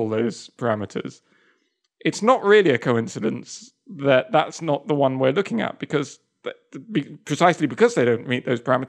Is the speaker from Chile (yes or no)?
no; Spain; born there; Maybe it's a Spanish thing, because I was born in Spain as well.